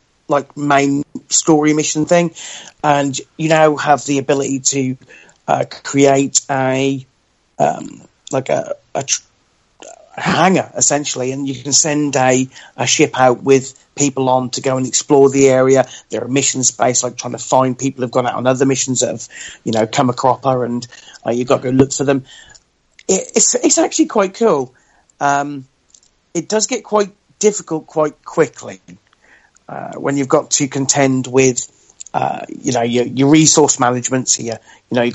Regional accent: United Kingdom; as a British person

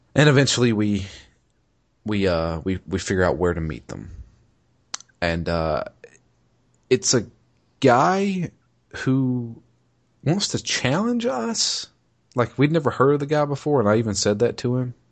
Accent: United States; I'm an American

